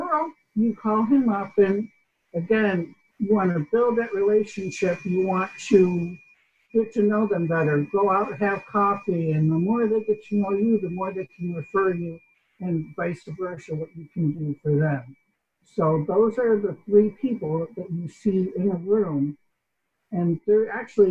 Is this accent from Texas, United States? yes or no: no; New York, United States; like my English, I'm from New York.